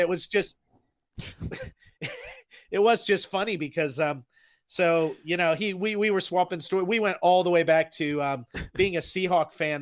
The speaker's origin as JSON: {"language": "English", "country": "United States", "moved": "yes", "lives_now": "Auckland, New Zealand", "said": "I am an American"}